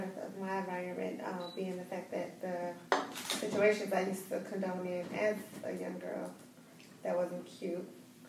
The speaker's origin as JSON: {"language": "English", "town": "Pontiac", "region": "Michigan", "country": "United States", "tie": "born or raised there", "also_born_or_lived": "Southfield, Michigan / Novi, Michigan / Texas / Florida", "said": "I'm from Pontiac, Michigan. Born and raised. But I'm a mutt. I move all over the place. So I lived in Southfield since I was 11 years old. Then I transitioned to the Novi Wilson area at the age of 17."}